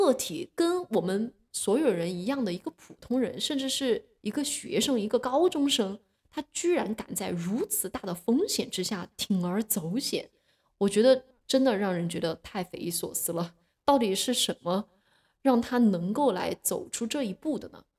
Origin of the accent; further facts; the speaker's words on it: China; 对，就是造成了，由于我们中国人多，呃，这种高考就变得特别的内卷。